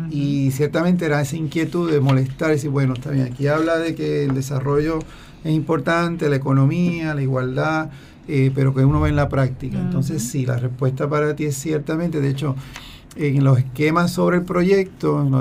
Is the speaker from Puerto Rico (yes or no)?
yes; Dorado, Puerto Rico; yo me crié en Dorado y allí conoces a los espiritanos.